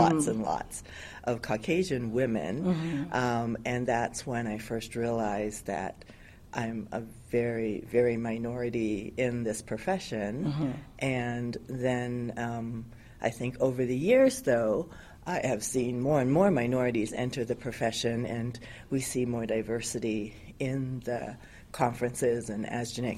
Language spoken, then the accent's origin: English; Vancouver, British Columbia, Canada; moved away as an adult; also born or lived in New York, United States; now in Hawaii, United States; I grew up in Vancouver, Canada